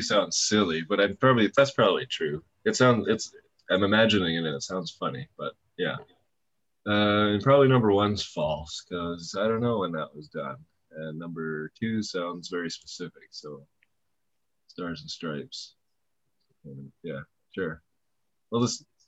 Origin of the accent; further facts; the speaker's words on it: Canada; I'm Canadian